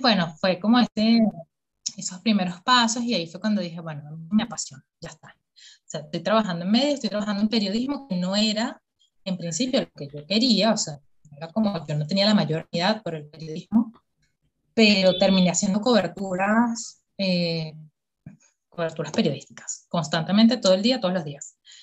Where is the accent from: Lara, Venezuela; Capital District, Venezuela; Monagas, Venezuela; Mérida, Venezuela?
Capital District, Venezuela; Caracas; yo soy caraqueña, pero así mal